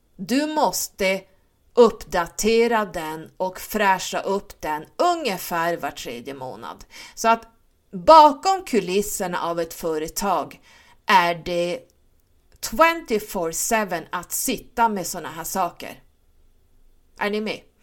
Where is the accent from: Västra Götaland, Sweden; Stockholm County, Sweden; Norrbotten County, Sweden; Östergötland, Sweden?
Stockholm County, Sweden; Stockholm; now in Norrland, Sweden; Jag är född i Stockholm och uppvuxen där. Ehm, flyttade upp hit när mina föräldrar skilde sig eftersom mamma var norrlänning.